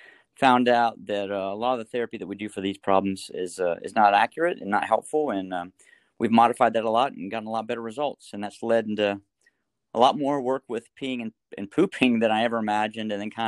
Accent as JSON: {"language": "English", "town": "Winston-Salem", "region": "North Carolina", "country": "United States", "said": "So I'm from Winston-Salem, North Carolina, originally, and that's where I work."}